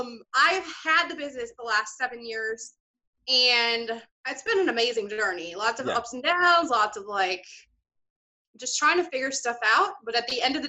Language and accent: English; Iowa, United States; moved away; also born or lived in India; the state of Iowa, where I'm originally from